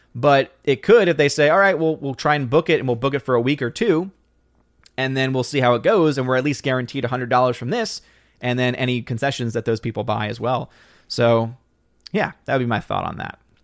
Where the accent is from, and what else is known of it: United States